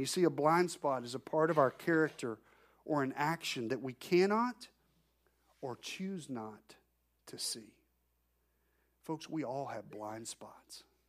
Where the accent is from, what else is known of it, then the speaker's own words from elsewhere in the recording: Arkansas, United States; I'm from Arkansas